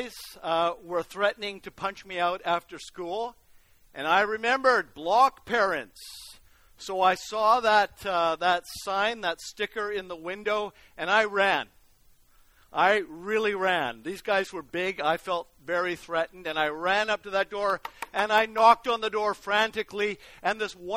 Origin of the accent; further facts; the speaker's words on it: Vancouver, British Columbia, Canada; when I was growing up in Vancouver